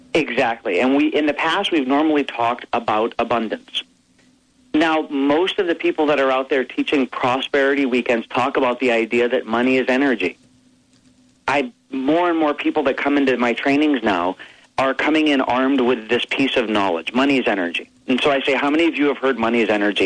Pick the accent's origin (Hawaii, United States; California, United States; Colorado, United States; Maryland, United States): Hawaii, United States; I grew up in Hawaii